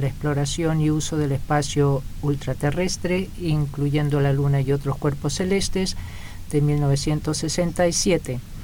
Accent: Russia; Soy ruso y profesor de Derecho Internacional

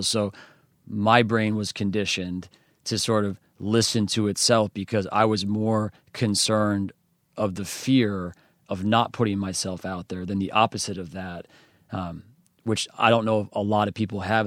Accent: western New York, United States; I grew up in a small country town. It's not even a town, it's actually called a hamlet

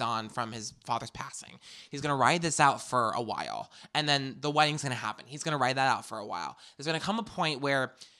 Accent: New York, United States; I'm a New Yorker

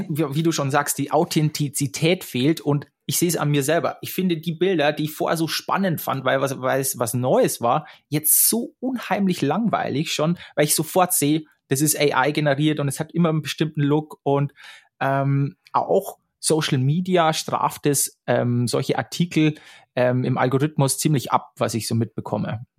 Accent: Straubing, Bavaria, Germany; moved away as an adult; also born or lived in Munich; Ich bin nach München gezogen. Ich komme aus der Nähe, äh, aus Straubing.

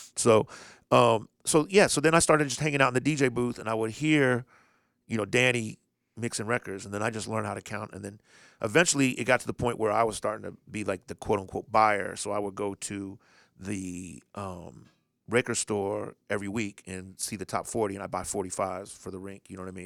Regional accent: Indianapolis, Indiana, United States; I'm from Indianapolis.

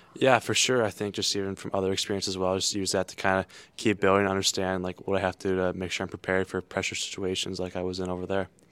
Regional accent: South Lyon, Michigan, United States; growing up in Michigan

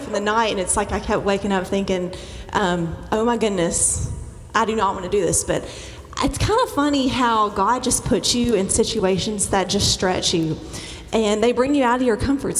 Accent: Groves, Texas, United States; I grew up in Groves, went to P&G

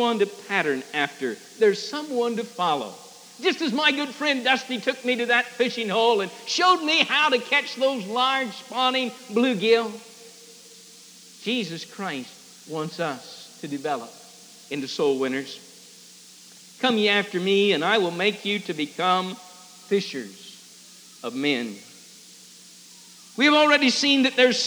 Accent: Fishhook, Illinois, United States; But to me, hometown is Fishhook, Illinois, the Manley farm

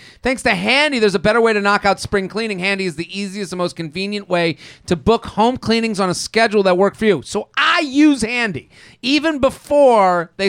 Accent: Massachusetts, United States; So I grew up outside of Boston.

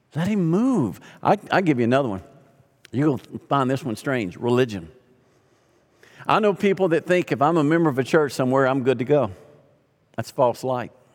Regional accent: Arkansas, United States; moved away; also born or lived in Louisiana; I grew up in Arkansas

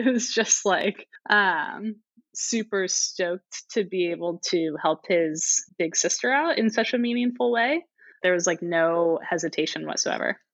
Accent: St. Louis, Missouri, United States; moved away as an adult; also born or lived in Singapore; now in Bay Area, United States; I am originally from St. Louis, Missouri, so Mid- Midwesterner through and through

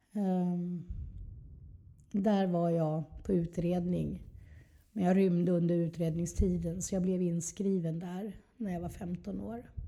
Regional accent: Trelleborg, Skåne, Sweden; moved away; also born or lived in Helsingborg / Stockholm; Jag är från Skåne. Mm. Eh, född i Helsingborg. Sen flyttade vi, i åtta års ålder, flyttade vi ner till Trelleborg.

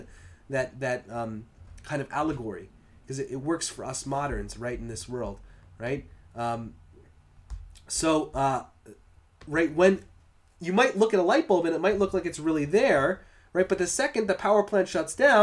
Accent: Long Island, New York, United States; now in Orange County, New York, United States; we used to call it LICO growing up in Long Island

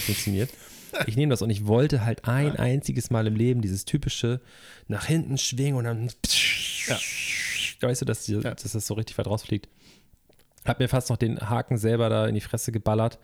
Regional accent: Germany; Ich bin ja am Alsterlauf groß geworden

